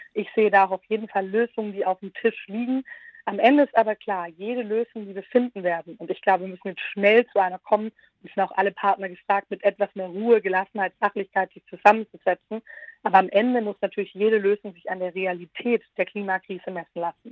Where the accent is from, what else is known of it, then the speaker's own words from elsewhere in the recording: Southern Germany, Germany; aus meiner Rolle als Süddeutsche sagen, gerade in Baden-Württemberg